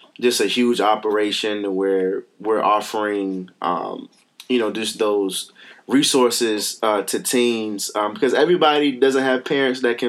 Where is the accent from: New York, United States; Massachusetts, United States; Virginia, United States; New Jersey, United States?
Virginia, United States; Richmond; I grew up here in Virginia, Richmond, Virginia.